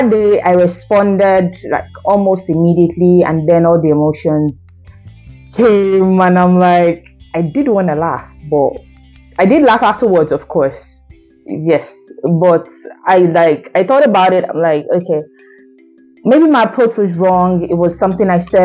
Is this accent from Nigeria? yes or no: yes; Nigeria; as a Nigerian that I am